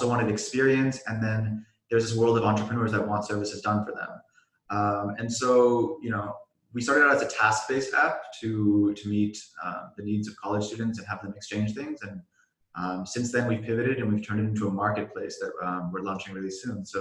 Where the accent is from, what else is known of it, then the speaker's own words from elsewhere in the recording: Silicon Valley, California, United States; I grew up in the Silicon Valley.